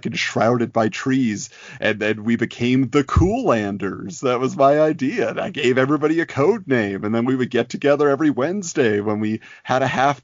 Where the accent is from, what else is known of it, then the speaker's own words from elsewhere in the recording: Southern California, United States; I was growing up in Southern California. So that was my base of operations from birth until college.